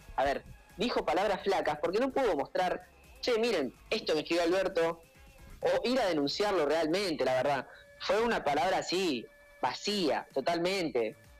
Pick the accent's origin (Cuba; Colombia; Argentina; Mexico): Argentina; ser de Chicago, ser de Latinoamérica, Argentina, las Malvinas, eso, esto es mi patria